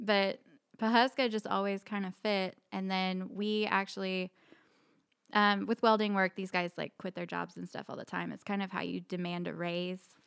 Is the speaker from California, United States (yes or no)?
no; Bartlesville, Oklahoma, United States; moved away as an adult; also born or lived in Tucson, Arizona / Frisco, Texas; now in Pawhuska, United States; we're both from Bartlesville